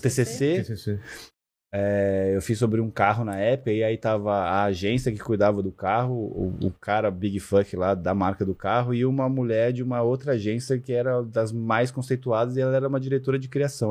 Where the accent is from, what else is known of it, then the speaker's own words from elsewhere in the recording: Rio de Janeiro, Brazil; eu nasci no Rio, né? E eu sempre fui muito molecão, assim, de, de, de galera, de futebol, de estar tá na rua. Cresci muito em olaria, na casa da minha avó